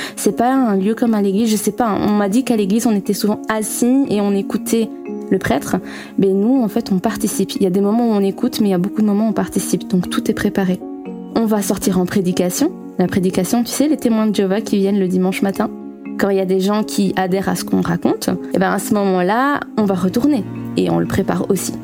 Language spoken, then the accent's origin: French; Belgium; accent: Belgian; Je suis belge et je pense que vous l'entendrez à mon accent.